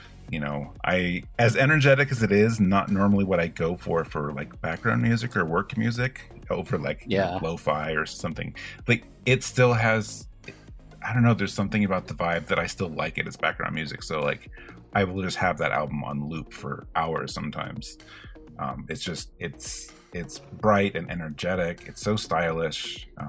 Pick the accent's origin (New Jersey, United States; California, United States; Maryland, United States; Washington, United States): California, United States; moved away as an adult; also born or lived in Colorado; now in East Coast, United States; I grew up in California and until 2019 lived in California, and cider over there is just not a thing where it is in some other places. Like in you know, I discovered it more so in Colorado, but you know, now that I live on the East Coast